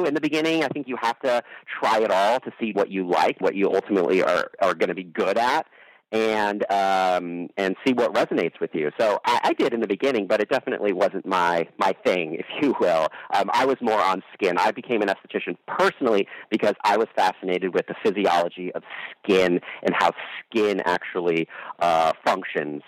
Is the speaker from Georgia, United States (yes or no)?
no; San Francisco Bay Area, California, United States; I grew up in the San Francisco Bay Area